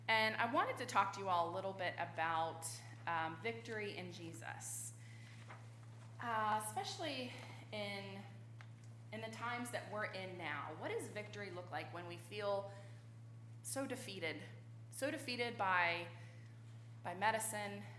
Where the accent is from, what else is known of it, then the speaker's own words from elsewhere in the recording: Richmond, Virginia, United States; I grew up in Richmond.